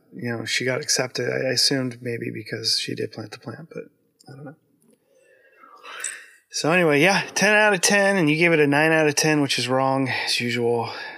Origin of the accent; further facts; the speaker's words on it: United States; I'm American